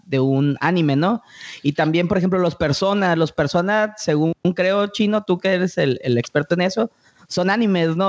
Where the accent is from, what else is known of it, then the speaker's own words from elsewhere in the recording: Mexico; a todos los que vivimos los noventas, la explosión del anime aquí en México